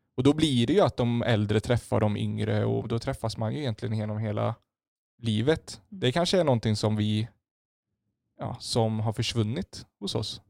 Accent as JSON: {"language": "Swedish", "country": "Sweden", "said": "vi som svenskar, vi står mm. tio meter från varandra vid busshållplatsen"}